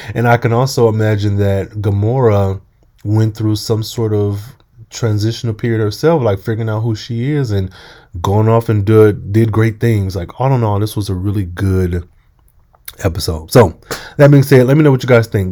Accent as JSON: {"language": "English", "country": "United States", "said": "I am American as well"}